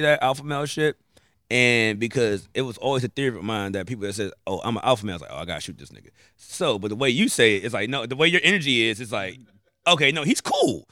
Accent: Maryland, United States; I'm from Maryland

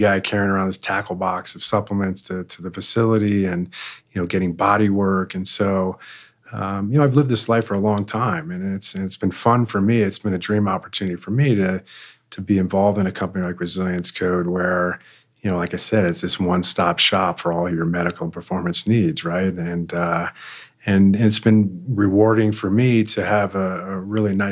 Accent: Connecticut, United States; moved away as an adult; now in Lone Tree, United States; I grew up in Connecticut.

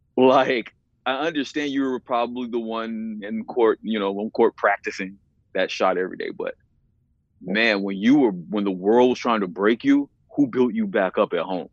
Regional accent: the South, United States; I'm from the South and I'm a black man

